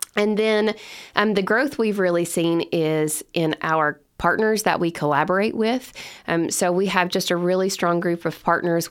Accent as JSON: {"language": "English", "town": "Lebanon", "region": "Kentucky", "country": "United States", "said": "I'm originally from Lebanon, Kentucky, and that's where my family and I live today"}